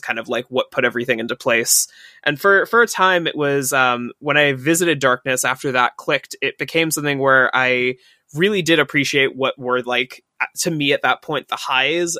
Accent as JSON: {"language": "English", "region": "New York", "country": "United States", "tie": "born or raised there", "said": "a part of my childhood and a part of growing up in New York"}